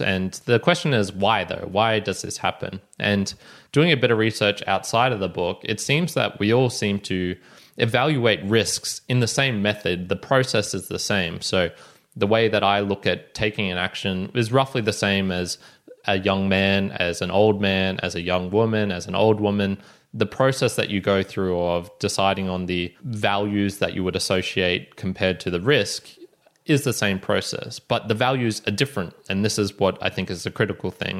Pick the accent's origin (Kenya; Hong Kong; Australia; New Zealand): Australia; me being Australian